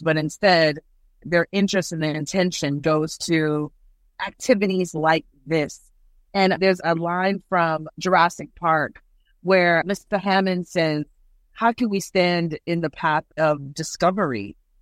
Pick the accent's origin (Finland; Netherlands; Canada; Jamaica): Jamaica; now in Houston, United States; as a Jamaican person